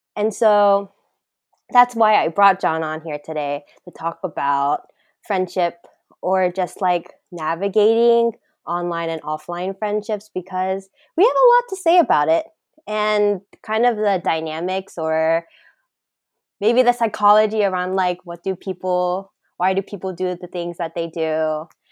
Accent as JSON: {"language": "English", "region": "the South", "country": "United States", "said": "I'm from the South"}